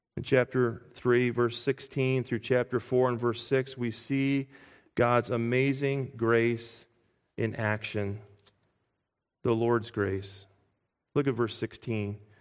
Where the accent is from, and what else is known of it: United States